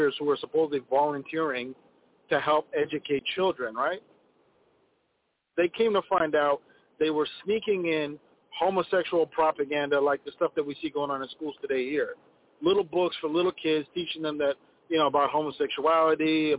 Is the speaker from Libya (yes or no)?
no; Ethiopia; now in Minneapolis, United States; in my home country, Ethiopia